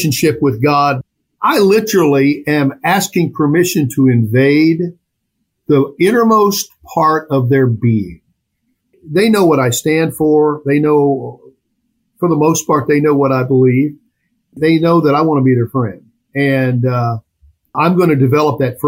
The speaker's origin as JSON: {"language": "English", "town": "Champaign", "region": "Illinois", "country": "United States", "tie": "born or raised there", "also_born_or_lived": "Farmer City, Illinois", "said": "I was born and raised in Champaign, Illinois"}